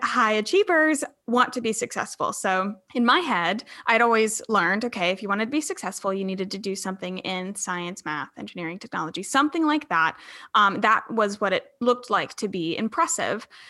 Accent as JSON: {"language": "English", "town": "Charleston", "region": "South Carolina", "country": "United States", "said": "I'm from Charleston, South Carolina"}